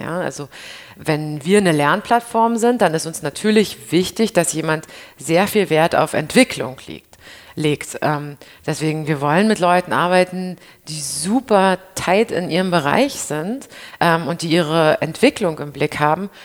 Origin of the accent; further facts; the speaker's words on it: Berlin, Germany; ich als Berlinerin